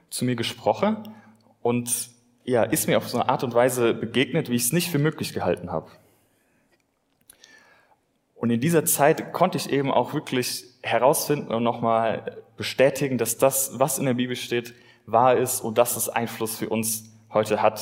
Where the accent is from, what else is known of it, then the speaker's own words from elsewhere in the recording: Kirchen, Rhineland-Palatinate, Germany; now in Bonn, Germany; Ich komme ursprünglich aus Kirchen an der Sieg im Westerwald. Ich bin dort in einem christlichen Elternhaus groß geworden